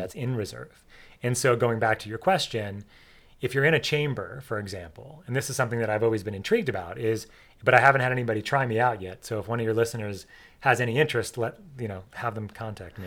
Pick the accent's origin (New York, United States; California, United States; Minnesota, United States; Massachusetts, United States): New York, United States; I grew up in New York